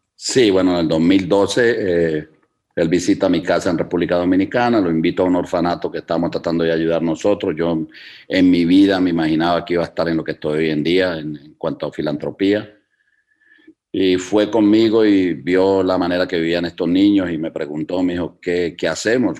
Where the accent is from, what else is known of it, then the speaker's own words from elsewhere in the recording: Cali, Valle del Cauca, Colombia; now in Chicago, United States; yo soy salsero caleño